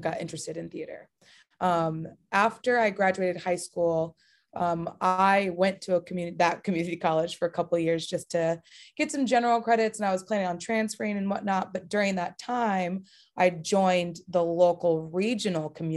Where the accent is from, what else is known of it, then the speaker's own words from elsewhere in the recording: Bay Area, California, United States; I'm from the Bay Area, so very close to San Francisco